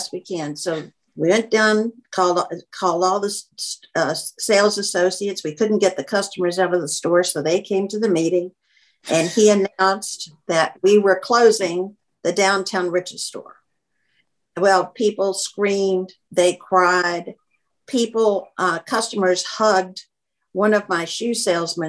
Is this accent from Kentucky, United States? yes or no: yes; Kentucky, United States; also born or lived in Boston; now in Atlanta, United States; I was from Kentucky